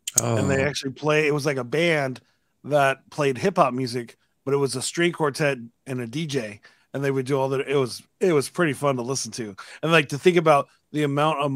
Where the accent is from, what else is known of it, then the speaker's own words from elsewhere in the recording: Austin, Texas, United States; I'm from Austin